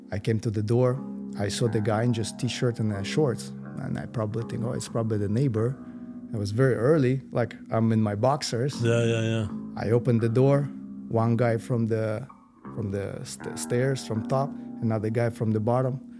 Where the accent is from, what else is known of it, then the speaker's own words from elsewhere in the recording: Moscow, Russia; English is a second language; also born or lived in Las Vegas, United States; So originally, I was born in Moscow, uh, I raised in the U.S. I was kind of back and forth between uh, U.S., Las Vegas, and uh, and Moscow.